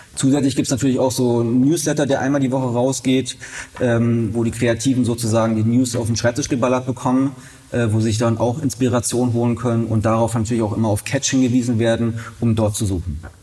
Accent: Berlin, Germany; ich bin ähm, ein waschechter Berliner

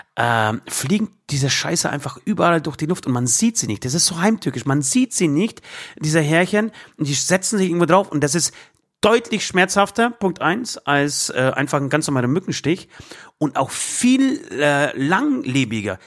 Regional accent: Poland; now in Germany; in Polen, in dem Nachbarland, auch 2020, in meinem Geburtsland

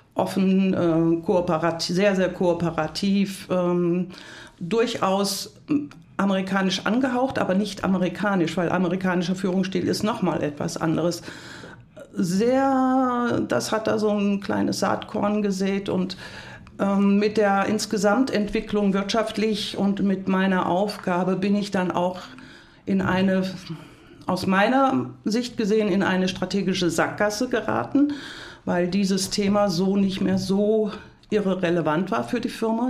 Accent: Hunsrück, Rhineland-Palatinate, Germany; moved away; also born or lived in United States; Ich komme aus dem Hunsrück. das ist eine harte Gegend, ein hartes Klima. Und ich bin in einem sehr kompetitiven Umfeld mit drei Brüdern aufgewachsen.

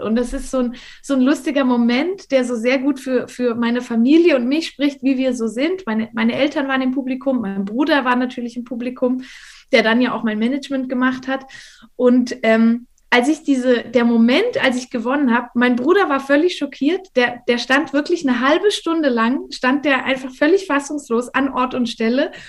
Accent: Valais, Switzerland; also ich bin hier im Wallis aufgewachsen, ich bin jetzt auch gerade hier, ähm, wohne hier auch immer noch.

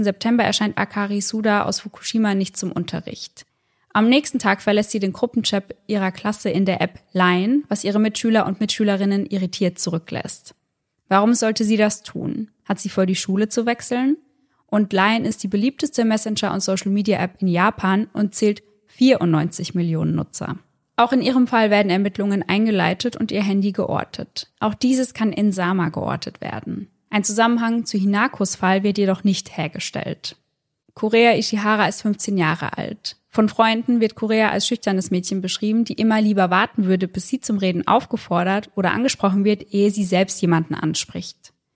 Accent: Germany; bei uns in Deutschland

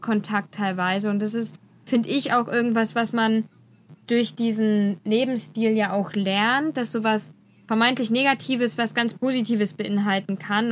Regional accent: Germany; wir als Deutsche

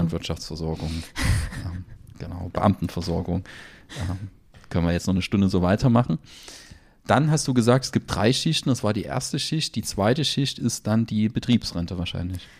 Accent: Germany; bei uns in Deutschland

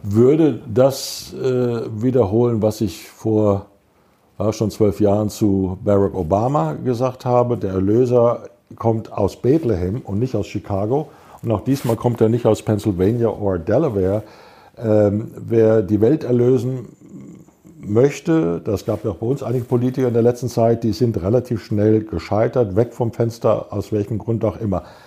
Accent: Germany; als Europäer, als Deutsche

